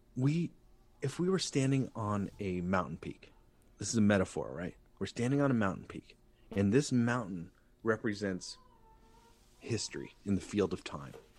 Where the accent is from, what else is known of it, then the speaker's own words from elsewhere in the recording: Santa Barbara, California, United States; I'm an artist from Santa Barbara